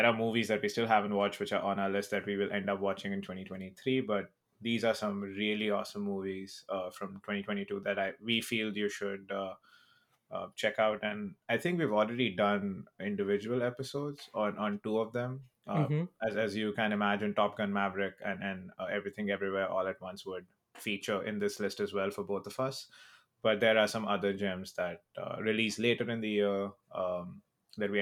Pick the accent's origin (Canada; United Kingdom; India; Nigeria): India; I'm Indian